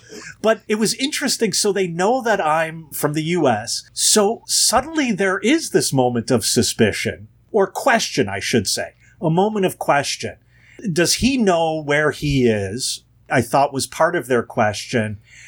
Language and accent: English; United States; accent: American; I am unmistakably American in my Polish accent.